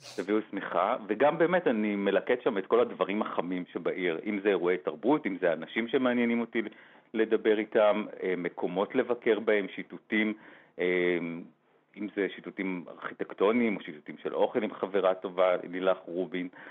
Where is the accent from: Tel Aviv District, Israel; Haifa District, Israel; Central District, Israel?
Tel Aviv District, Israel; Herzliya; moved away as an adult; now in Jerusalem, Israel; גרתי שנים ארוכות בתל אביב, גדלתי גם בהרצליה כל חיי